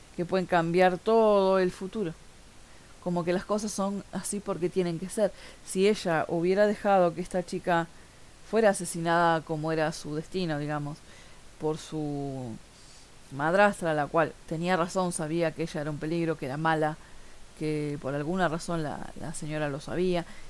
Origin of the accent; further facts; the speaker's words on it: Montevideo, Uruguay; soy de Montevideo, Uruguay